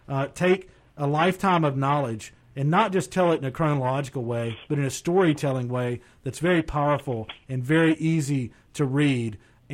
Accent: Shelby, North Carolina, United States; I was born in Shelby.

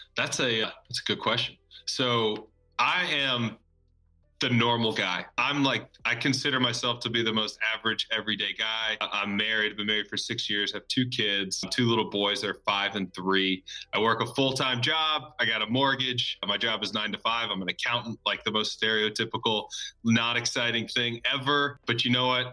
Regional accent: Birmingham, Alabama, United States; moved away as an adult; also born or lived in New York / Auburn, Alabama / Nashville, Tennessee; I was born in New York, but grew up down in Birmingham, Alabama

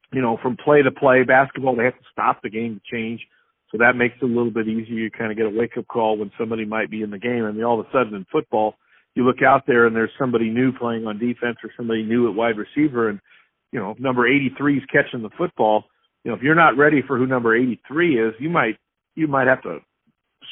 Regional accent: Stockton, California, United States; moved away as an adult; also born or lived in Georgia; now in Idaho, United States; I grew up in California, Stockton, California

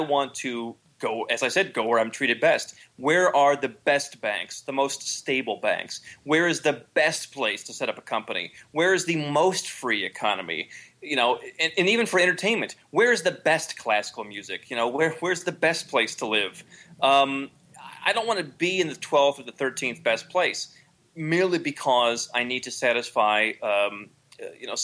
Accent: Ohio, United States; moved away; I grew up in Ohio, of all places. I grew up in the Midwest

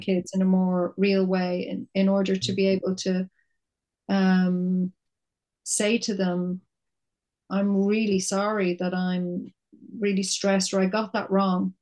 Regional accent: Dublin, Leinster, Ireland; I'm from Dublin. I was living in my little flat in Temple Bar for 10 years

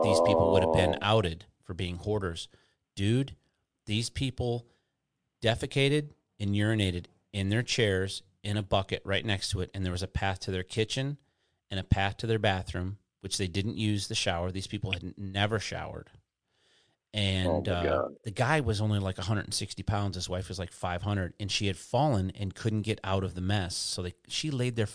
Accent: Detroit, Michigan, United States; moved away as an adult; also born or lived in Houston, Texas; now in Florida, United States; I'm in Florida, dude, and I grew up in Detroit, and I spent some of my childhood in Houston

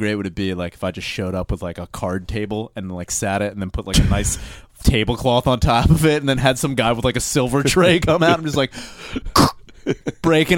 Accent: Royersford, Pennsylvania, United States; my hometown

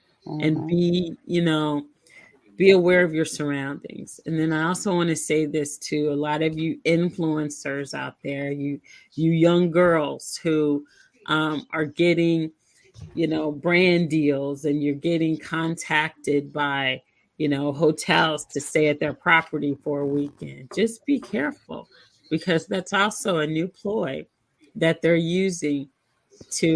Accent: Kansas City, Missouri, United States; now in Arizona, United States; That's always going to be my hometown

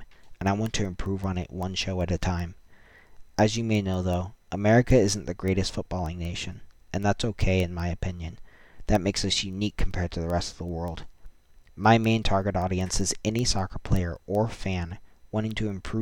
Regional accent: United States; Being an American

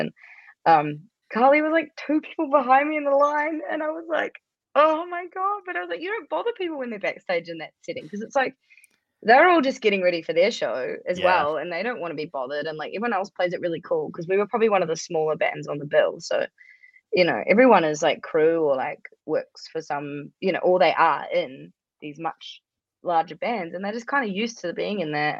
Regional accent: New Zealand; I'm from New Zealand

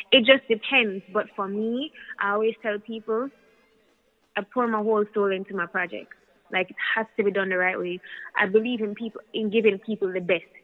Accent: United States; now in Jamaica; I grew up in the States for a very long time and I, would, I was in Jamaica all the time, but to really move back and like be in the culture

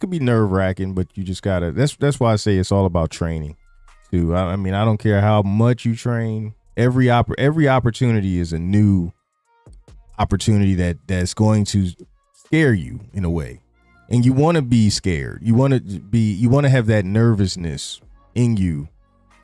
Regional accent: Philadelphia, Pennsylvania, United States; when you say you're from Philly

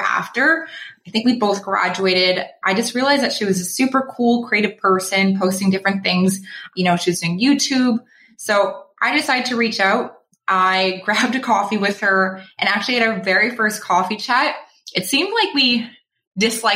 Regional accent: Toronto, Ontario, Canada; moved away as an adult; now in Vancouver, Canada; I'm just pretending to be a local, but I'm actually from Toronto

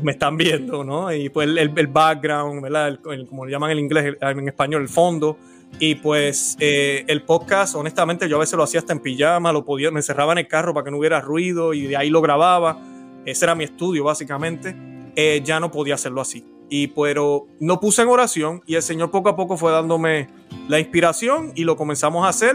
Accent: Puerto Rico; soy puertorriqueño, nací en la isla del encanto

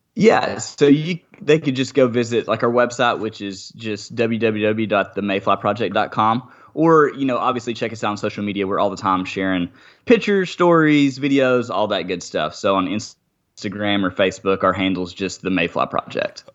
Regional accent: Arkansas, United States; I'm from Arkansas

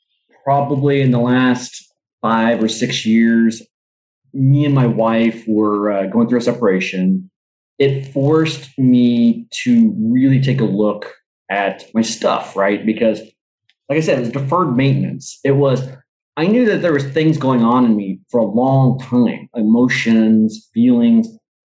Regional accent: Vietnam; born there; Like I was adopted, I was born in Vietnam, you know?

